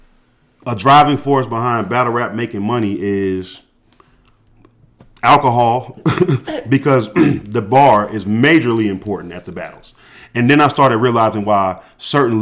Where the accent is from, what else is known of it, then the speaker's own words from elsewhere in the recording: an hour and a half outside of Atlanta, Georgia, United States; moved away; We grew up an hour and a half outside of Atlanta. I happened to be back in my hometown